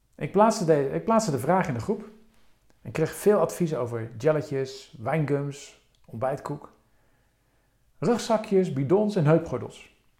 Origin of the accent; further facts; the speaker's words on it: Rotterdam, South Holland, Netherlands; mijn geboortestad Rotterdam